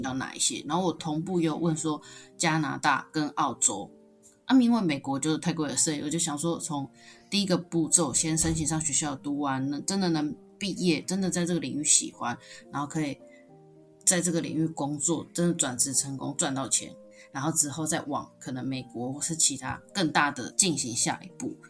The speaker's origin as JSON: {"language": "Chinese", "region": "Kaohsiung", "country": "Taiwan", "also_born_or_lived": "Tainan", "moved": "as an adult", "lives_now": "Taipei, Taiwan", "said": "我是一个高雄人，然后到台北工作，大学是读在台南的学校"}